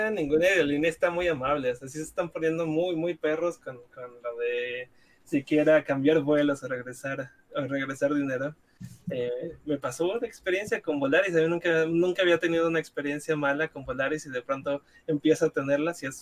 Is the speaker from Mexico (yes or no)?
yes; Guadalajara, Jalisco, Mexico; de hecho yo soy de Guadalajara y todavía hay gente que sale.